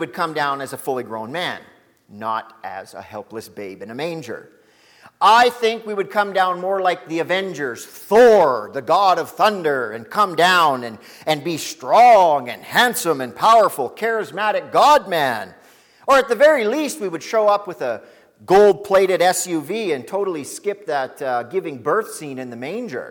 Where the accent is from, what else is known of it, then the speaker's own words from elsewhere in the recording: Lac La Biche, Alberta, Canada; I'm from Lac La Biche.